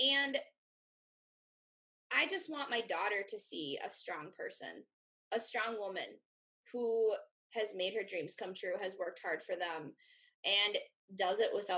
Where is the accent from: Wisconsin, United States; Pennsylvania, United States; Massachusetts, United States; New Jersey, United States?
Wisconsin, United States; I grew up in Wisconsin. I've never lived outside of Wisconsin